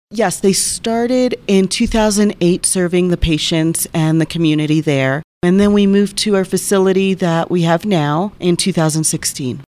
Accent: Colonia, New Jersey, United States; moved away as an adult; also born or lived in Florida; now in San Luis Valley, United States; I was born and raised in New Jersey, small little town, Colonia, New Jersey

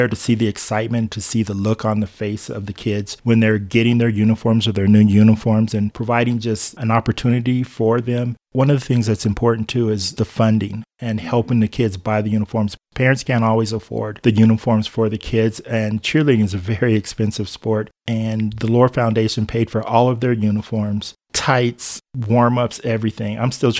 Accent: Colorado Springs, Colorado, United States; also born or lived in Mansfield, Louisiana; now in Monte Vista, United States; I grew up most of my life in Colorado Springs

